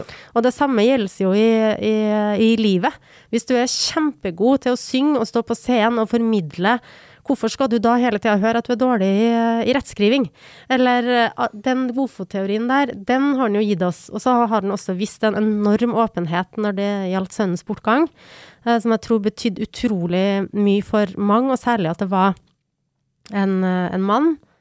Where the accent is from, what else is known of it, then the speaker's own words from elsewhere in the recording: Trondheim, Trøndelag, Norway; den stoltheten som han bidro til at vi hadde som, som trøndere